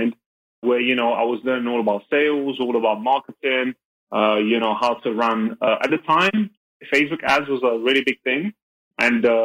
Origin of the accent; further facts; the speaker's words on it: London, United Kingdom; now in Belgium; I'm from London, from the UK, but I'm based out of Belgium